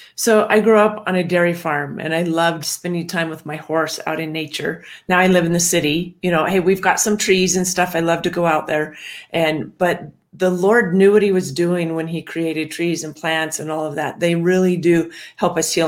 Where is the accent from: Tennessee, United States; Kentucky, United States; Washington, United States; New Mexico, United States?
Washington, United States; I grew up in Washington